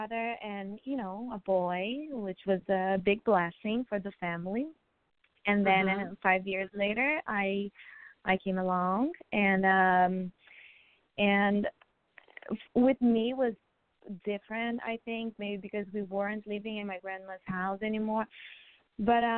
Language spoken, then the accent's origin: English; Brazil; now in Orlando, United States; I grew up in Brazil. I was born and raised in Brazil.